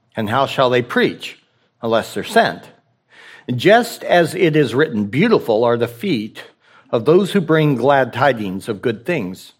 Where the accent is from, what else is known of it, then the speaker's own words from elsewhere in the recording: the West, United States; also born or lived in Rocky Mountains; I'm from the West